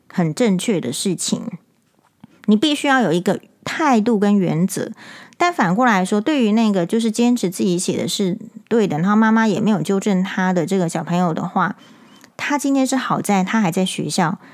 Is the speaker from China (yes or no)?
no; Taiwan; 我们台湾人